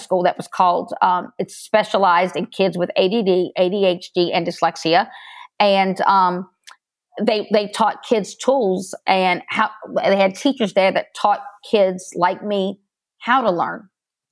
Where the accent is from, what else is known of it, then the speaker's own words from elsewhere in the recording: Baton Rouge, Louisiana, United States; I was born right here in Baton Rouge, Louisiana